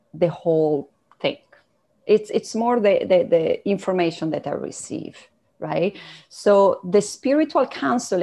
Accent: Italy; moved away as an adult; now in Canada; I come from Italy, and my parents were entrepreneurs

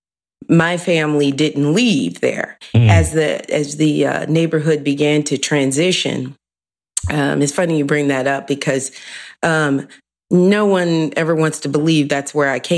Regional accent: Cleveland, Ohio, United States; also born or lived in Warren, Ohio; I'm from 117th off of Union in between Benham and Craven. That's where I grew up

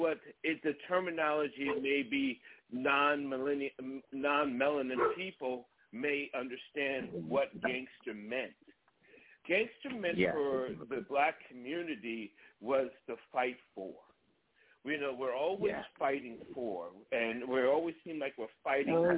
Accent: New York, United States; growing up in New York

